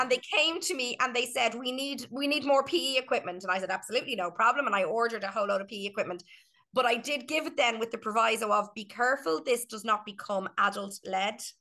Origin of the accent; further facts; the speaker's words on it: Ireland; we are Irish